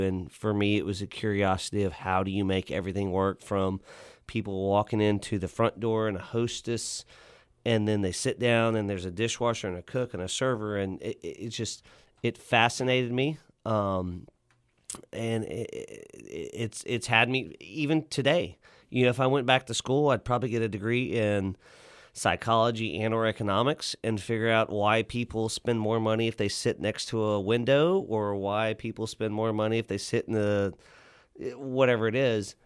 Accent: Lockhart, Texas, United States; also born or lived in New Braunfels, Texas / Denton, Texas; now in Fort Worth, United States; I grew up in Lockhart's, so we had barbecue joints

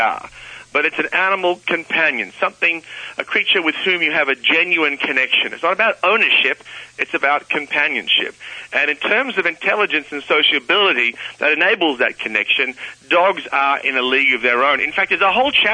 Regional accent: Australia; I'm an Aussie

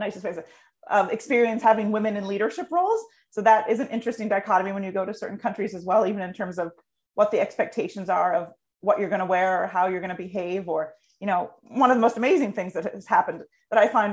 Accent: United States; me as an American

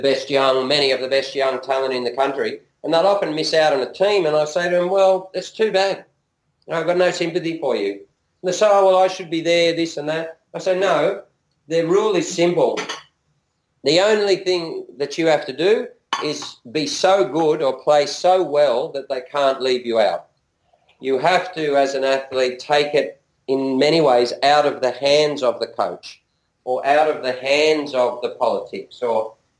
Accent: Singapore; I'm Singaporean, and I was there, and we used to go there.

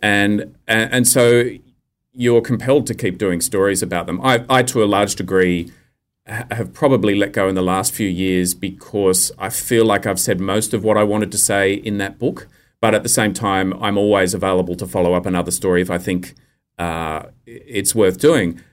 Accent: Australia; accent: true Australian accent; communicating as Australian men do with each other

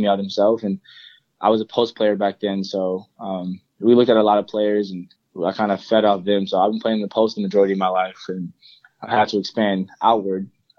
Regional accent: Bronx, New York, United States; Mainly, I grew up in Bronx, New York. I kind of moved around a lot when I was younger.

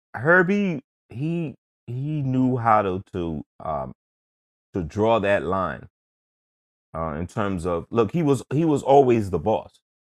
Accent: New York City, New York, United States; growing up in Queens

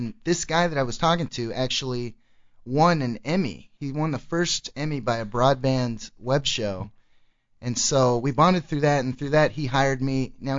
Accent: Arlington, Texas, United States; also born or lived in Plano, Texas / Little Elm, Texas; I actually grew up in Arlington till I was 12, and that's kind of a big city. It was kind of like an urban type of place, probably like similar to where you grew up. And then I moved to Plano, which was this really... you know, kind of snooty area

